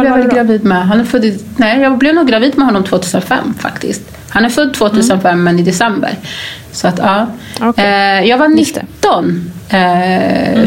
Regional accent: Gambia; now in Sweden; jag är ju ursprungligen från Gambia

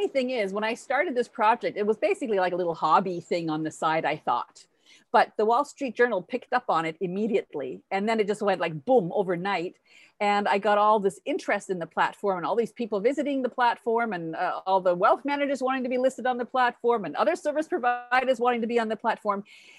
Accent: Vancouver, British Columbia, Canada; also born or lived in United States / Switzerland; Well, I was born in Vancouver, Canada. My parents were originally from Denmark. I grew up in Canada, in the US, and in Switzerland. Also became a Swiss citizen.

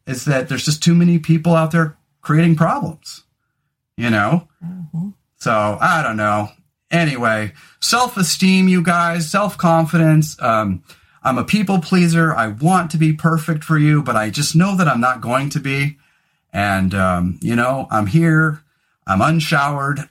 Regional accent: California, United States; moved away as an adult; now in Oregon, United States; especially having grown up in California

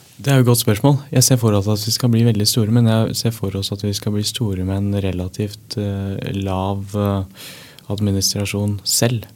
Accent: Norway; jeg er norsk

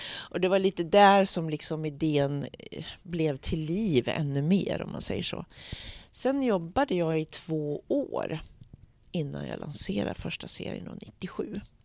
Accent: Eskilstuna, Södermanland, Sweden; also born or lived in United States; min lilla sköra hud som kommer från Eskilstuna, Sweden

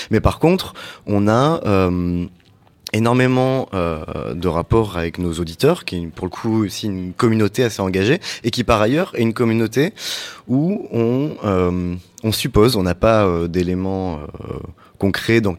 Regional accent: Switzerland; On est suisse

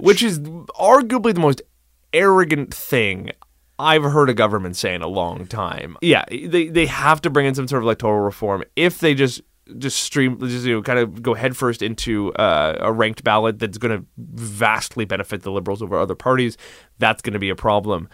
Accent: Cape Breton, Nova Scotia, Canada; my hometown of Cape Breton

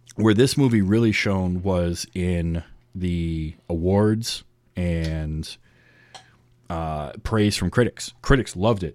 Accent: northern Michigan, United States; I grew up in the Midwest in northern Michigan.

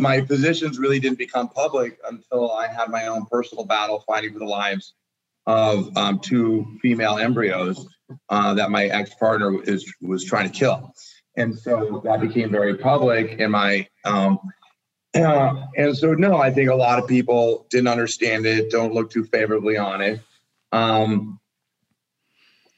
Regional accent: Northeast, United States; I grew up in the Northeast

